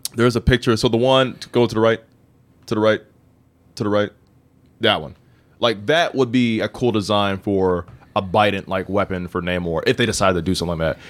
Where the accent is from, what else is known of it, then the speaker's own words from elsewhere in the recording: Indiana, United States; I'm from Indiana